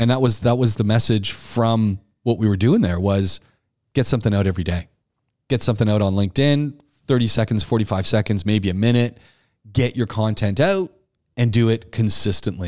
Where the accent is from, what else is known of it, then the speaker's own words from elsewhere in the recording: Ajax, Ontario, Canada; I grew up in Ontario, just outside Toronto, a town called Ajax.